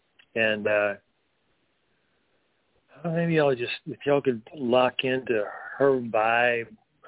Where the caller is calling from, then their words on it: North Carolina, United States; I'm in the mountains of North Carolina.